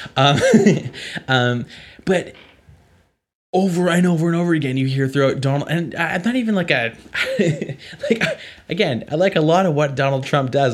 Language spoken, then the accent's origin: English; Canada; I'm from Canada